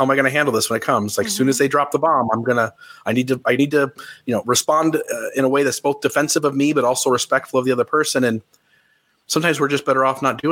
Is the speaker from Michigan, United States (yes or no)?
no; Ohio, United States; moved away as an adult; because I grew up in Ohio